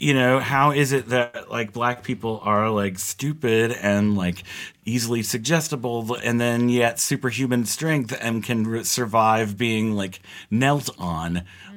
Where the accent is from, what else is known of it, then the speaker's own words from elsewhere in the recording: Georgia, United States; I'm from Georgia